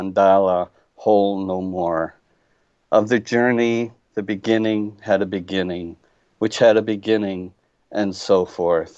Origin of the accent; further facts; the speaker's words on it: Iowa, United States; now in Indianapolis, United States; I'm an Iowa boy